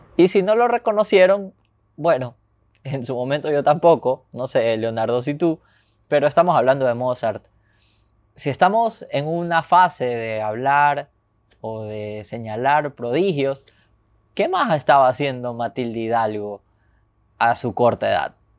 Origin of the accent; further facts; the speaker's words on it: Ecuador; todos los ecuatorianos